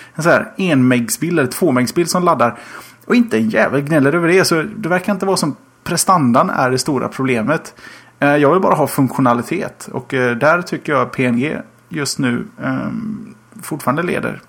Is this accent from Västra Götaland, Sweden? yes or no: yes; Gothenburg, Västra Götaland, Sweden; Som göteborgare